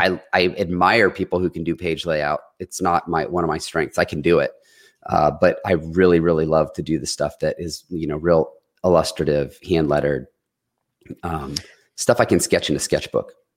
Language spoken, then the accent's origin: English; Detroit, Michigan, United States; now in Columbus, United States; I had a lot of influence from growing up in Detroit